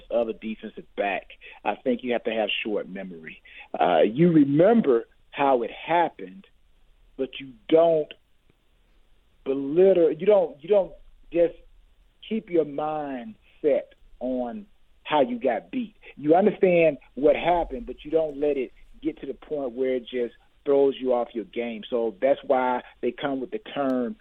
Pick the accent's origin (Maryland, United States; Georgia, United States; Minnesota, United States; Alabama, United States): Georgia, United States; I'm from Georgia